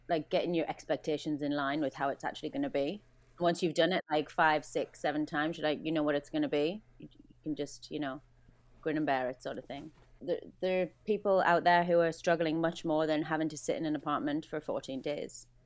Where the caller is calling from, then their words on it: Vancouver, British Columbia, Canada; I am in Vancouver on the 47th floor of an apartment in quarantine, day seven.